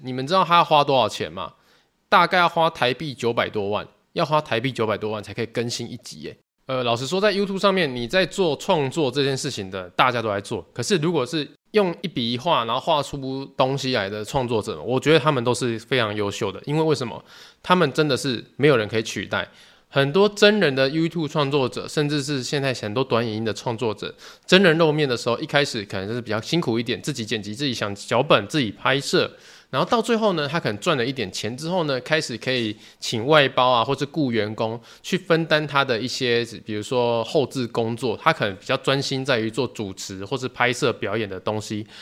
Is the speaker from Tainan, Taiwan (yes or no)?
yes; Tainan, Taiwan; 我是台南人